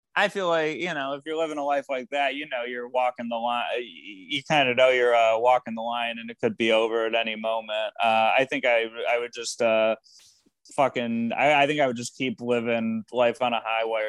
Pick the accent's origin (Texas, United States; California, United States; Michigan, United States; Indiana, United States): Michigan, United States; I grew up in Michigan